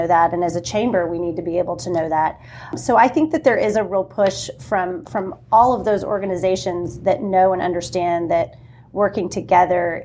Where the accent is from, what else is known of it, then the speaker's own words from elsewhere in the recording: Corpus Christi, Texas, United States; I grew up in Corpus Christi.